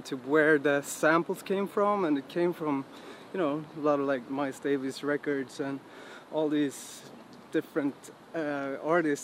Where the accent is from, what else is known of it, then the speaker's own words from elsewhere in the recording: Sundsvall, Västernorrland County, Sweden; also born or lived in Stockholm; I was born in Stockholm, but I was raised up in Sundsvall, actually, which is in the middle parts of Sweden.